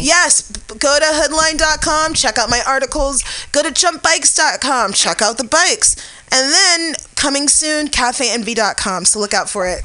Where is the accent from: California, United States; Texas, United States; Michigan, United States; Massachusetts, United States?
California, United States; San Francisco; I'm from the Bayview District, which most people consider the outskirts of San Francisco